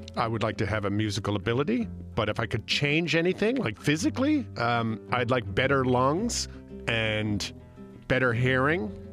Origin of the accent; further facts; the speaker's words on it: St. John's, Newfoundland and Labrador, Canada; now in Toronto, Canada; I grew up just outside of Saint John's, Newfoundland